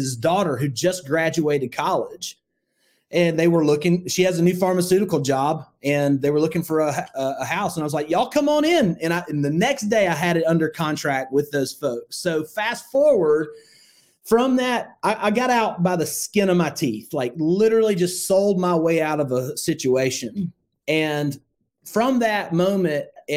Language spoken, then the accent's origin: English; Northwest Alabama, United States; I grew up in Northwest Alabama